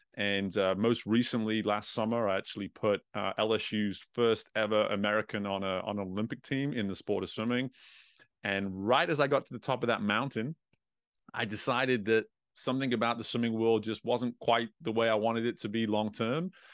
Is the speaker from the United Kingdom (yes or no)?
yes; England, United Kingdom; growing up in England, growing up in Europe